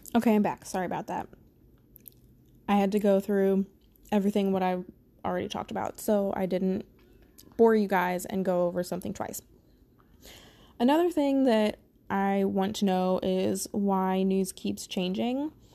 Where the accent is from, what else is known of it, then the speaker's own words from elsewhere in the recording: Missouri, United States; I am from the Midwest. Specifically, I'm from Missouri